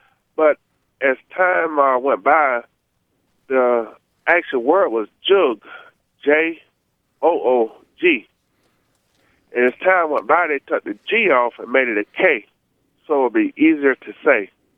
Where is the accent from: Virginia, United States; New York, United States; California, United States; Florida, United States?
Florida, United States; northern; growing up in northern Florida in a little small community